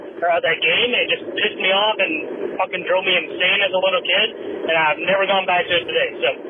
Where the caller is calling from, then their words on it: Jonesboro, Arkansas, United States; I'm calling from Jonesboro, Arkansas.